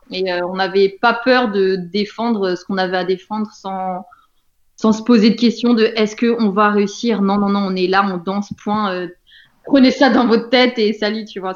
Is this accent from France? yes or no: yes; France